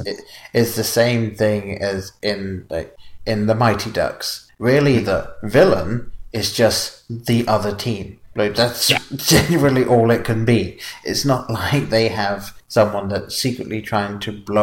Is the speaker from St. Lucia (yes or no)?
no; England, United Kingdom; growing up in England